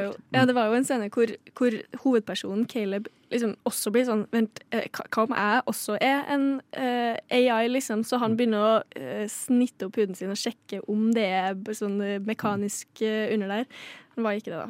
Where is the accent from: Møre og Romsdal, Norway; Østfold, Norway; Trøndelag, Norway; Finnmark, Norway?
Trøndelag, Norway; Ørlandet er nabokommunen min.